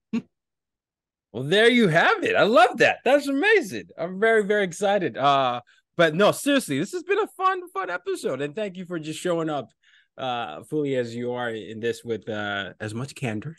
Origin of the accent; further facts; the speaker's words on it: Nigeria; I'm from Nigeria.